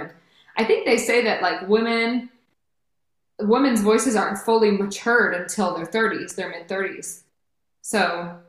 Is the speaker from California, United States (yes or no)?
yes; Redwood City, California, United States; I grew up born and raised in Redwood City, California